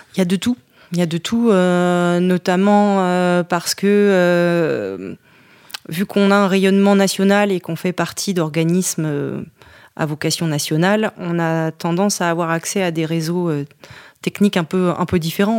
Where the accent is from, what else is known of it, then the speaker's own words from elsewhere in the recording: Montchanin, Bourgogne-Franche-Comté, France; moved away as an adult; also born or lived in Le Creusot; c'est la Bourgogne, tout particulièrement la Saône-et-Loire, puisque je suis née au Creusot, en plein bassin minier